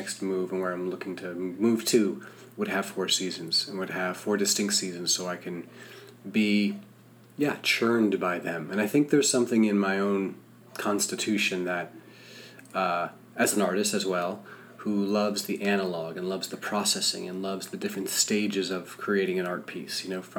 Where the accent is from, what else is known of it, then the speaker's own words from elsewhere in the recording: Rutland, Vermont, United States; I grew up in Vermont. I grew up in Rutland, Vermont. Small bucolic town, small bucolic state.